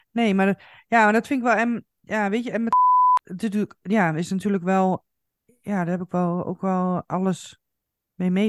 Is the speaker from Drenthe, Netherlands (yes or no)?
yes; Coevorden, Drenthe, Netherlands; now in Zaandam, Netherlands; ik ben vanuit Koevoorden dus naar Zaandam gegaan. Maar natuurlijk ehm, heb ik ook eh, eh, familie en, ehm, en, en, vrienden in Koevorden.